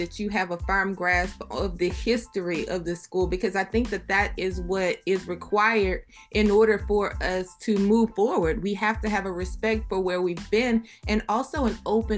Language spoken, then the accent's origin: English; Kentwood, Louisiana, United States; I grew up in Kentwood, Louisiana.